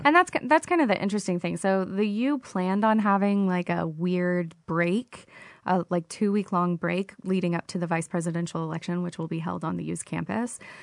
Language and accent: English; Oklahoma, United States; moved away; I'm originally from Oklahoma